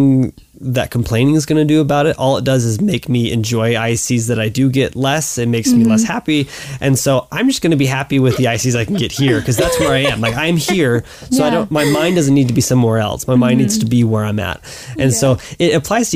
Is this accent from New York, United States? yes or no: no; Louisiana, United States; moved away as an adult; now in Utah, United States; I'm from Louisiana